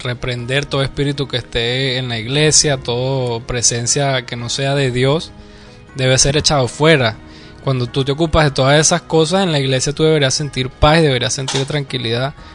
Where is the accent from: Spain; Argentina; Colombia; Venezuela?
Venezuela; se nota que soy de Venezuela